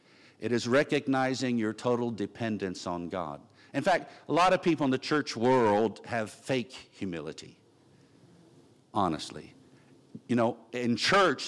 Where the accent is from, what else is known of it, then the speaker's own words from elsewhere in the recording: Virginia Beach, Virginia, United States; I'm from Virginia Beach